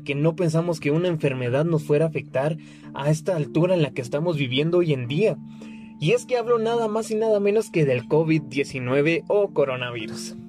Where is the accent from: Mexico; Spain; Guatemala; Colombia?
Guatemala; yo soy de Guatemala